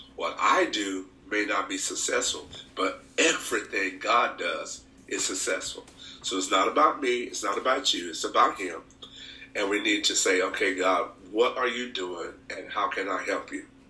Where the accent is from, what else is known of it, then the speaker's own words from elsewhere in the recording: Anniston, Alabama, United States; moved away as an adult; now in Merced, United States; I'm from Anniston, Alabama, um, from a rural part of the town, and we were, we were actually not poor